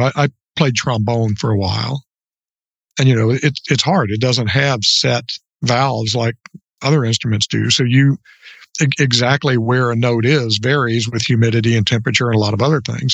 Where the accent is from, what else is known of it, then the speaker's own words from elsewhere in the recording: Orlando, Florida, United States; now in Northeast Louisiana, United States; I grew up in Orlando